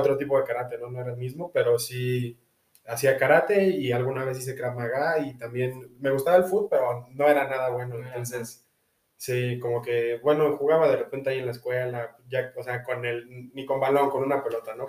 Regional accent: Mexico; nací en México

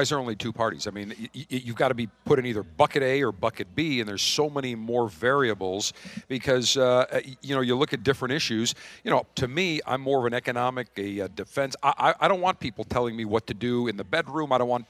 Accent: Buffalo, New York, United States; moved away as an adult; also born or lived in Baltimore; now in Tampa Bay area, United States; Ballamer, as we say, where I grew up in Buffalo, very similar. A lot of ethnic neighborhoods.

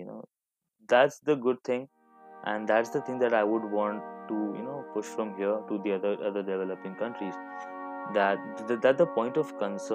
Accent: Hyderabad, Telangana, India; moved away as an adult; now in Canada; I'm from Hyderabad, born and brought up there

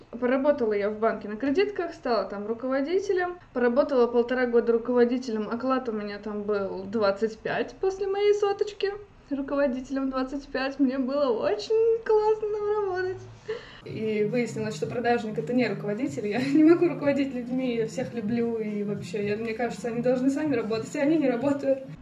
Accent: Kaliningrad, Kaliningrad Oblast, Russia; Лет так 11 назад я приехала сюда из Калининграда, учиться на экономиста.

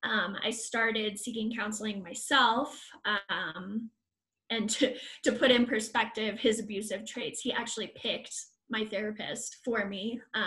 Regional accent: United Kingdom; I'm British.

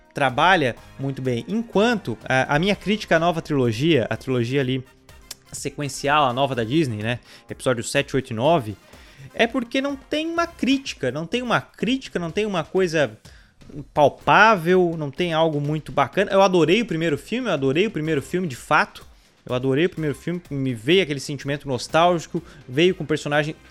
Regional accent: Brazil; sendo brasileiro

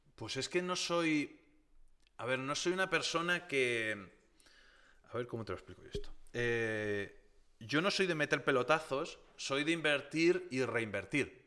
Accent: Tomelloso, Castilla-La Mancha, Spain; mi tierra, ya que yo soy de Tomelloso, de Ciudad Real

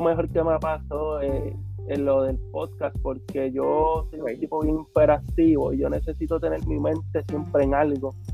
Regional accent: Puerto Rico; todos somos boricuas

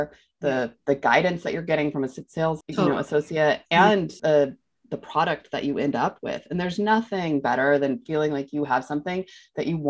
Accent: New York, United States; as a mom, as a New Yorker, as a woman in fashion

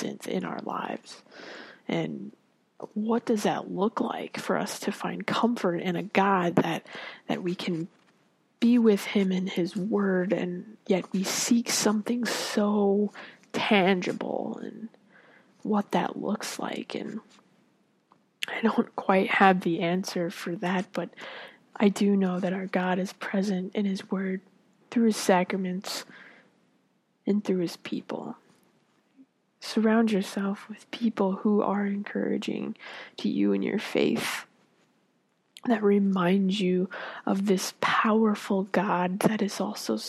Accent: Florida, United States; I grew up in Florida

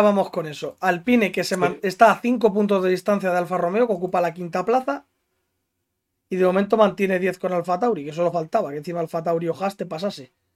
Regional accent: Spain

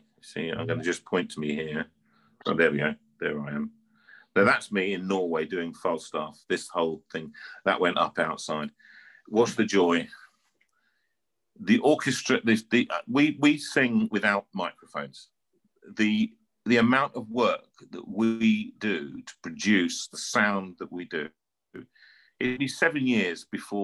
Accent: London, United Kingdom; I'm just a boy from North London, all right? You can hear it, my accent.

